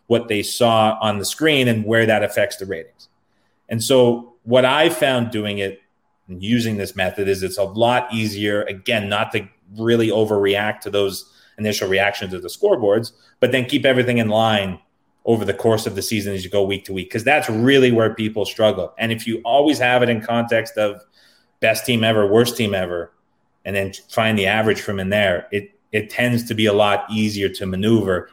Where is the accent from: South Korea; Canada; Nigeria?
Canada; I'm Canadian